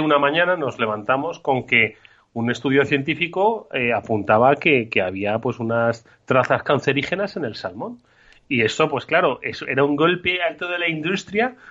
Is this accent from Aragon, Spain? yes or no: no; Madrid, Community of Madrid, Spain; also born or lived in Extremadura; no voy a decir que soy madrileño, voy a sacar mis, mis ancestros extremeños